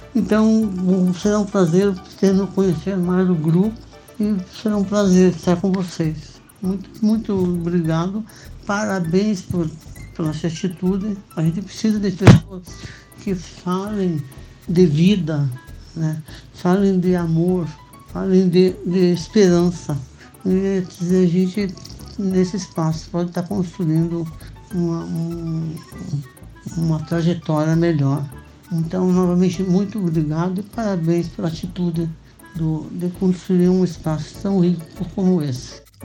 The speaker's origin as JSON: {"language": "Portuguese", "town": "Lapa", "region": "Paraná", "country": "Brazil", "tie": "born or raised there", "moved": "yes", "lives_now": "João Pessoa, Brazil", "said": "moro em João Pessoa, mas sou natural de Lapa, no Paraná, a 70 quilômetros de Curitiba"}